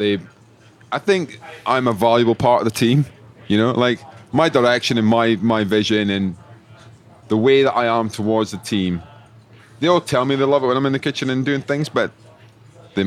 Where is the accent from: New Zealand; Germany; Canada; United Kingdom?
United Kingdom; Scotland; I was from Scotland